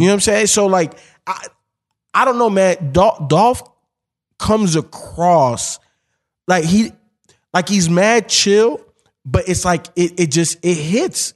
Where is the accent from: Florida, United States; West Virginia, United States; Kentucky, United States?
Florida, United States; Miami; also born or lived in Chicago; I grew up in Miami